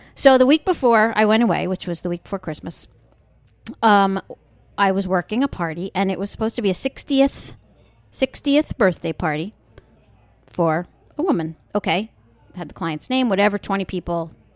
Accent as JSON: {"language": "English", "area": "Long Island", "region": "New York", "country": "United States", "tie": "born or raised there", "said": "I grew up on Long Island"}